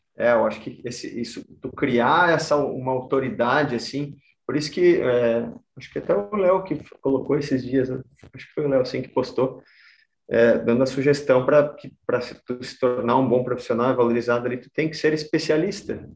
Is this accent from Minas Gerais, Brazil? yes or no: no; Caçador, Santa Catarina, Brazil; now in Florianópolis, Brazil; eu sou do, do meio oeste aqui, sou lá de Caçador